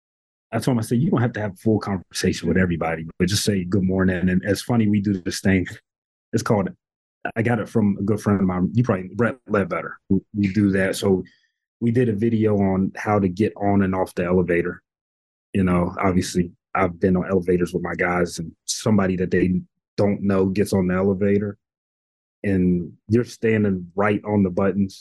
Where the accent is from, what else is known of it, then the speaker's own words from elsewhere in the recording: Radford, Virginia, United States; this is my hometown. So, you know, growing up here, being in a community